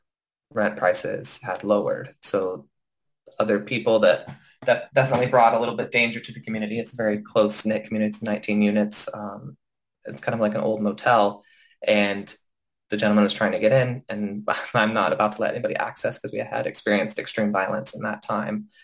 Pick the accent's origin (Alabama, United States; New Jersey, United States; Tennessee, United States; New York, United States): Tennessee, United States; Knoxville; moved away as an adult; now in Los Angeles, United States; I grew up in the Knoxville area. So I moved to Los Angeles at the age of 19